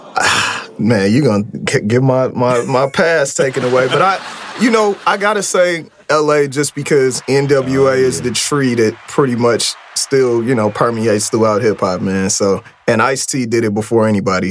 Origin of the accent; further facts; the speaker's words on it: Oakland, California, United States; I'm from Oakland and I'm black